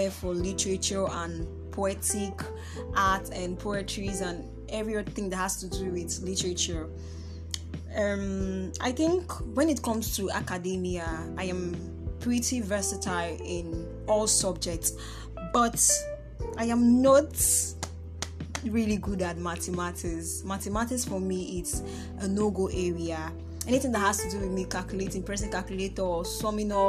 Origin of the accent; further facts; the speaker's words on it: Nnewi, Anambra, Nigeria; I'm from Anambra State, Nnewi North